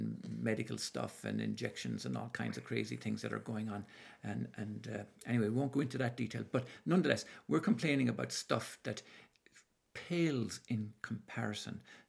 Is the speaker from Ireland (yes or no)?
yes; Ireland; I was born up in Ireland